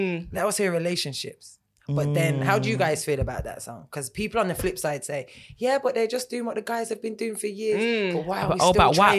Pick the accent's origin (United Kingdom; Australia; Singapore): United Kingdom; Birmingham, West Midlands; although I'm mixed race, right, and I grew up in Brum, and Brum's very black, as it is, very Jamaican as well.